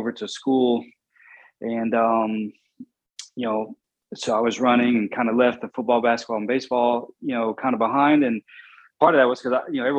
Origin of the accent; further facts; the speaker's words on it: Bristol, Virginia, United States; I grew up in Bristol, Virginia, which is in the southwest corner